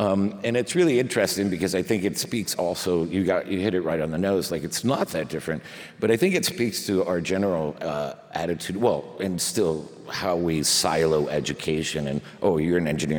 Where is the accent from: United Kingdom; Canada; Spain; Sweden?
Spain; born there; because I was born in Spain and they tack them all on.